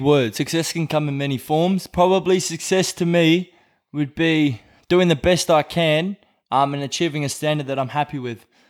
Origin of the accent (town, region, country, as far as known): Brisbane, Queensland, Australia; born or raised there; moved away as an adult; now in Whangarei, New Zealand